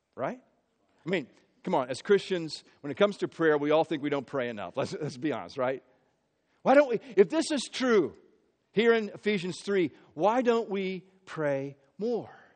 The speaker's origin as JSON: {"language": "English", "town": "Marion", "region": "Indiana", "country": "United States", "tie": "born or raised there", "also_born_or_lived": "Peoria, Illinois / Philadelphia area", "moved": "yes", "lives_now": "Philadelphia, United States", "said": "we moved to, to Central Indiana, grew up in Marion, Indiana"}